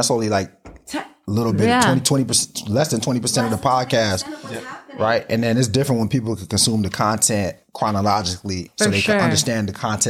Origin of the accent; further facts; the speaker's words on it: Carson, California, United States; I'm from Carson.